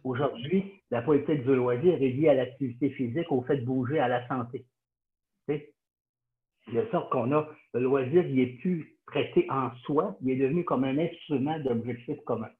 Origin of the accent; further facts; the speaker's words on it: Sherbrooke, Quebec, Canada; j'ai été élevé à Sherbrooke